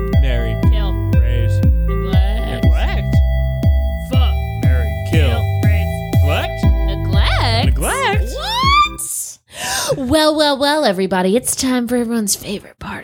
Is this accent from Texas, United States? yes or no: no; Baltimore, Maryland, United States; I'm from Baltimore.